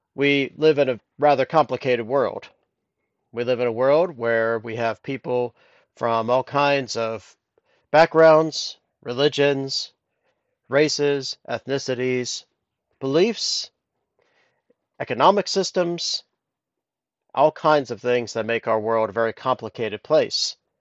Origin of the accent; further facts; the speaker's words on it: Columbus, Ohio, United States; moved away as an adult; also born or lived in Temple Terrace, Florida / Tennessee; now in Dublin, Ireland; I grew up in Columbus, Ohio